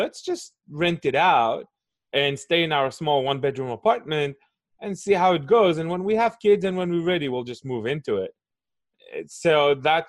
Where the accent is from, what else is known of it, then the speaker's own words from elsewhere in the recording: Israel; And so I was born and raised in Israel